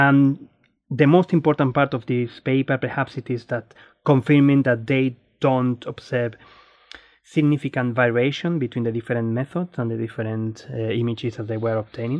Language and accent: English; Spain; moved away as an adult; now in Australia; I'm Spanish, Australian astronomer